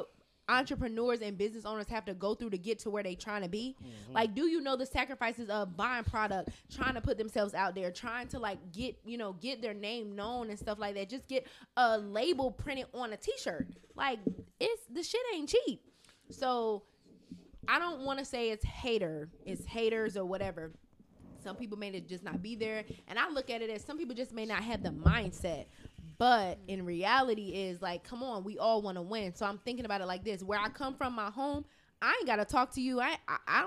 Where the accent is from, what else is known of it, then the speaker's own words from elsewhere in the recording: Fayetteville, North Carolina, United States; accent: southern; now in Philadelphia, United States; I'm originally from Fayetteville, North Carolina